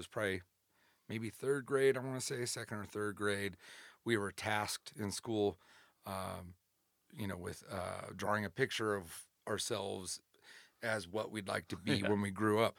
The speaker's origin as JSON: {"language": "English", "town": "Fontana", "region": "California", "country": "United States", "tie": "born or raised there", "also_born_or_lived": "Lake Tahoe", "said": "So I was born in Southern California."}